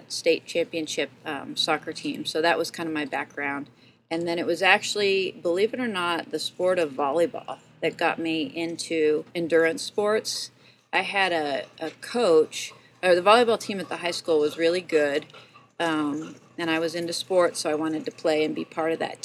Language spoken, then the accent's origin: English; Evergreen, Colorado, United States; moved away as an adult; also born or lived in Southern California; now in Moab, United States; I grew up in Evergreen, Colorado, and that's where my parents still live